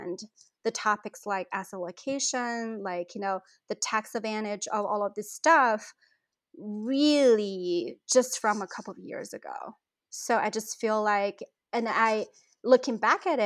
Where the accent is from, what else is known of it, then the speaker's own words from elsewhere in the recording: China; moved away as an adult; now in St. Louis, United States; I grew up in China